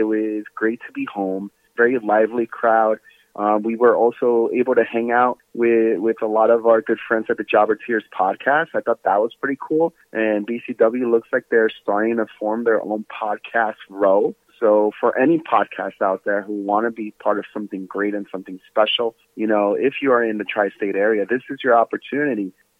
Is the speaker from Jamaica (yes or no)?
yes; Jamaica; I grew up in Jamaica, so I was like, it felt kind of familiar in a way.